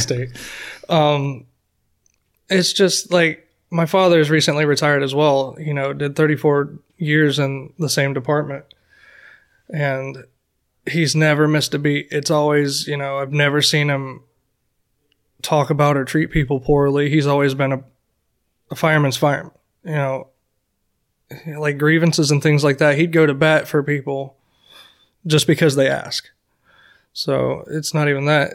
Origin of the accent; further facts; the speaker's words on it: Florida, United States; I'm basically a Florida boy. I grew up in Florida for as far as I can remember.